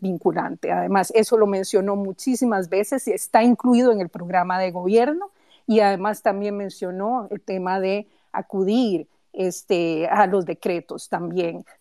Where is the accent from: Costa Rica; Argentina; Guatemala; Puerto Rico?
Costa Rica; Siendo costarricense